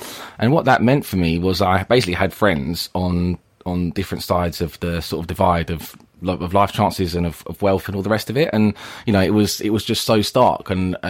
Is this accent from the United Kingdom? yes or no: yes; Forest Hill, London, United Kingdom; I grew up in Forest Hill in southeast London.